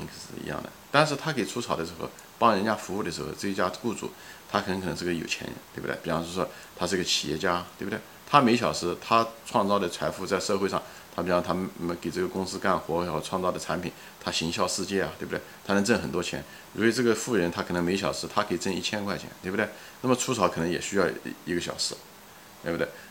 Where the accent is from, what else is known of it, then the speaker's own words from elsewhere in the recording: Anhui, China; 比方说一个保姆，比方说我们家是安徽的，那个安徽的一个穷保姆到上海给人家做保姆